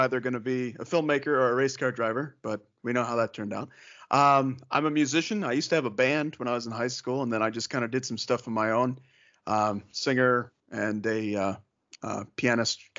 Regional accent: Northeast Ohio, United States; I grew up in Northeast Ohio

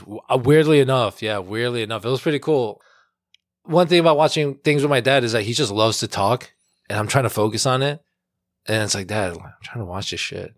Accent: New York City, New York, United States; We're born and raised in Flushing, for most part of our life

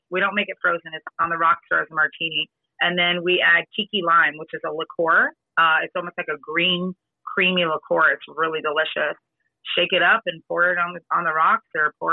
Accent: Fort Lauderdale, Florida, United States; I am from Fort Lauderdale, Florida

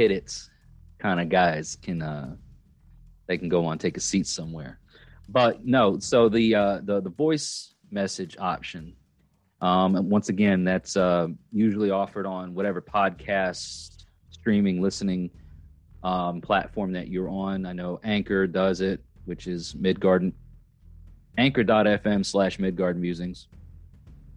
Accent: Long Island, New York, United States; moved away; also born or lived in Catskills, New York; I'm not even from upstate New York, but I'm from Long Island, and I moved to like the lower foothills of the Catskill Mountain Range.

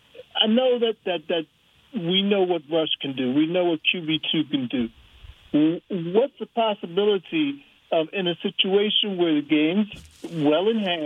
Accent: New York, United States; now in Germany; You know, I'm from New York.

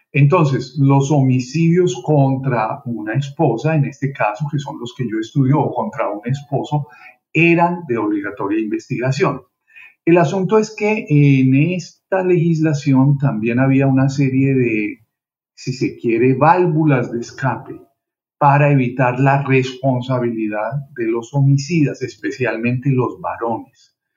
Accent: Colombia; moved away as an adult; now in Miami, United States; yo soy eh, colombiano, vine a Estados Unidos a hacer estudios de posgrado

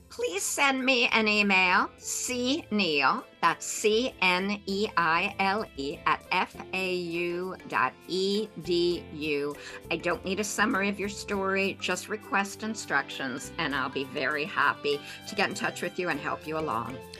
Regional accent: New York, United States; moved away as an adult; now in South Florida, United States; as a New Yorker who's been here 35 plus years

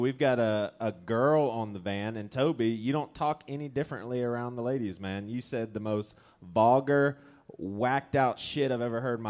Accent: the South, United States; I'm from the South

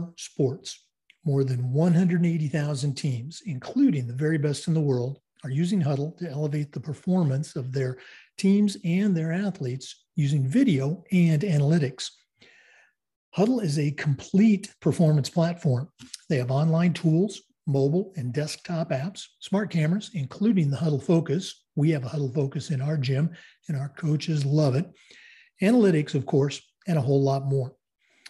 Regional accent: Oregon, United States; moved away; We're going back to my home state, the great state of Oregon

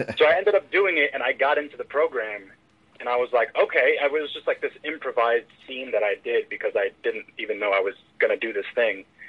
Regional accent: Philadelphia, Pennsylvania, United States; I was born in Philadelphia, PA

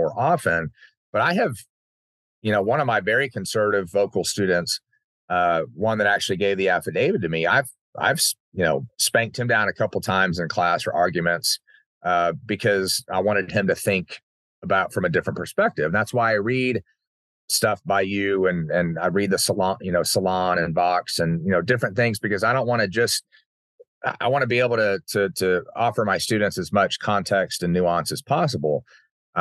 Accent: Uvalde, Texas, United States; growing up in Uvalde

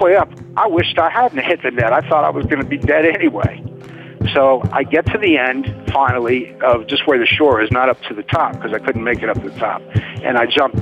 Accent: New Orleans, Louisiana, United States; moved away; I grew up in New Orleans

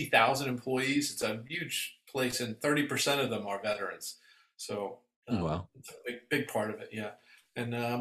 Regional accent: New York City, New York, United States; moved away as an adult; also born or lived in Vermont / Washington, D.C. area; now in Northern Virginia, United States; I'm originally from Brooklyn, New York

